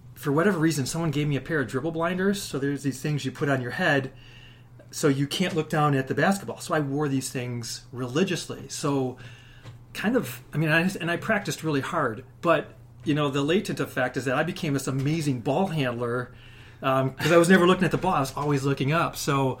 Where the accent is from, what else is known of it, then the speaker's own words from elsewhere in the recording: Chicago, Illinois, United States; also born or lived in Michigan; started out living on the south side of Chicago during a time, you know, in the 70s